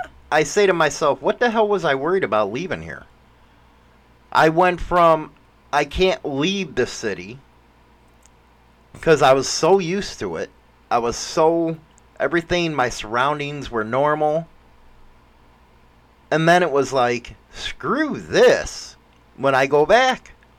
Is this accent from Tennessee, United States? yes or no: no; Chicago, Illinois, United States; born or raised there; moved away